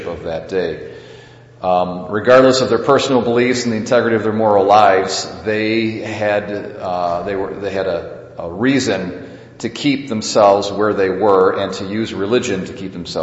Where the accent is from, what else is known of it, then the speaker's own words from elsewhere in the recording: United States; we as American Catholics